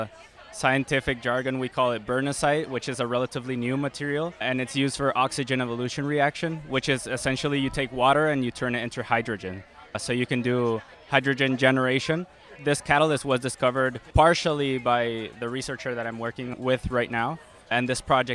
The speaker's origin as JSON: {"language": "English", "country": "Mexico", "moved": "as an adult", "lives_now": "Michigan, United States", "said": "I'm originally from Mexico."}